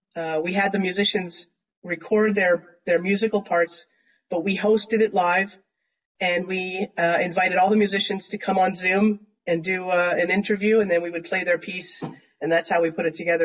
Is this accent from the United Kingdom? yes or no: no; Canada; also born or lived in United States; I'm from Canada, been in the states